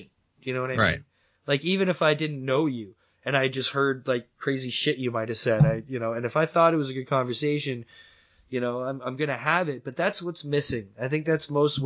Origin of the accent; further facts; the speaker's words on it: Canada; I'm Canadian